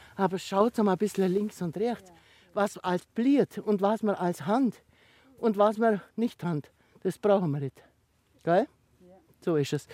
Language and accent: German; Niedersonthofen lake, Oberallgäu, Bavaria, Germany; an dem Ufer da hinten, wo der die Beimsee hat, da bin ich geboren. Das ist praktisch meine Heimat